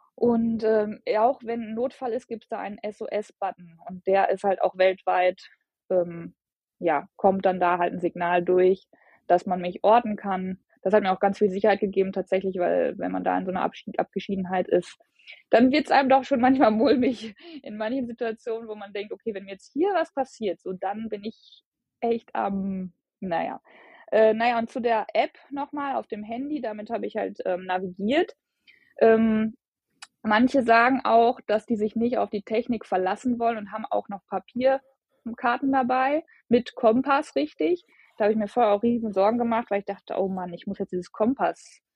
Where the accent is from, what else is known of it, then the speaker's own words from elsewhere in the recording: Bielefeld, North Rhine-Westphalia, Germany; ich komme aus Bielefeld